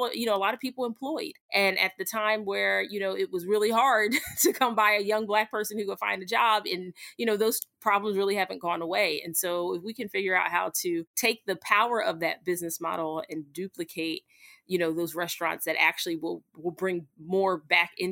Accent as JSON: {"language": "English", "town": "Camden", "region": "New Jersey", "country": "United States", "tie": "born or raised there", "said": "I was raised in South Jersey outside of Philadelphia in Camden"}